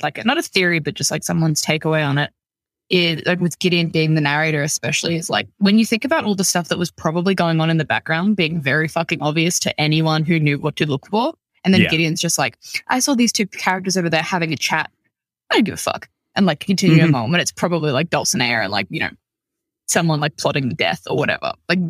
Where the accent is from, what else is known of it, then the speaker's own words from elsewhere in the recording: Australia; ours as Australian